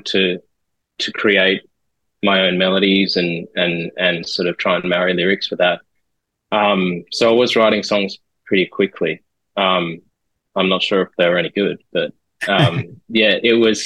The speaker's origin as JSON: {"language": "English", "town": "Sydney", "region": "New South Wales", "country": "Australia", "tie": "born or raised there", "also_born_or_lived": "Amersham, England / Singapore", "said": "followed my dad's work to Australia and grew up since then in Sydney"}